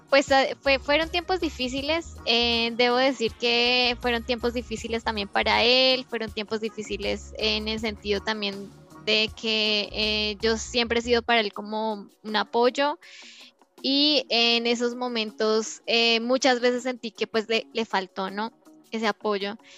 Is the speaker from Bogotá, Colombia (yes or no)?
no; Aquitania, Boyacá, Colombia; moved away as an adult; now in Germany; esta Aquitania es un pueblo que queda eh, en, cerca del lago de Tota